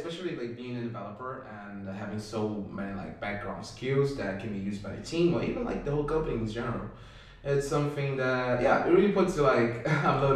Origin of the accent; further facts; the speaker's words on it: Rio de Janeiro, Brazil; moved away as an adult; now in Sweden; I'm originally from the suburbs of Rio de Janeiro. I was born in a neighborhood called Codoviu. Actually, not born there, but like pretty much lived there my whole life when I was younger.